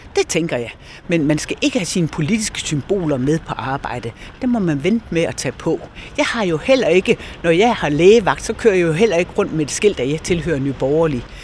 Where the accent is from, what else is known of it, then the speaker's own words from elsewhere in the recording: Esbjerg, Southern Denmark, Denmark; jeg er jo Esbjergenser. Jeg er født og opvokset her